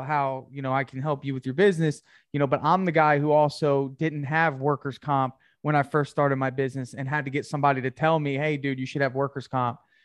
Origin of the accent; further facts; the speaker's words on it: New Jersey, United States; I'm from New Jersey too